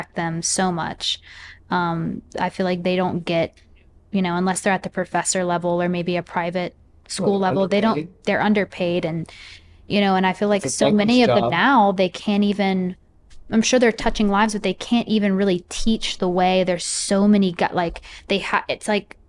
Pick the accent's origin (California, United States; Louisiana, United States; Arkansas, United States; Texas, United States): Louisiana, United States; New Orleans; moved away; New Orleans, like where I'm from